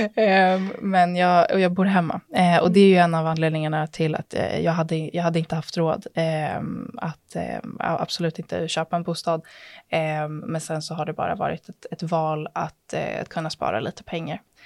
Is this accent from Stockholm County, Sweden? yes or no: yes; Stockholm, Stockholm County, Sweden; jag är född och uppvuxen i Stockholm